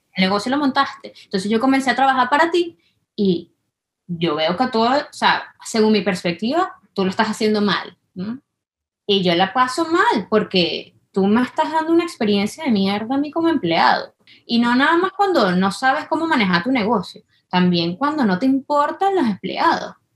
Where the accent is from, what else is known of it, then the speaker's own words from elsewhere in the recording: Venezuela; moved away; las dos somos venezolanas